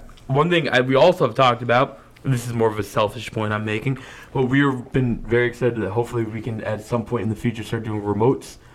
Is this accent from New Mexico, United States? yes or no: no; Nashua, New Hampshire, United States; We're from Nashua, New Hampshire